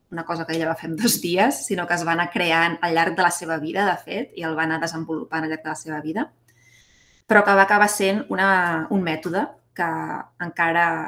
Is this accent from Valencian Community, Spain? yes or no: no; Barcelona, Catalonia, Spain; Doncs sí, mira … mm, sóc de Barcelona.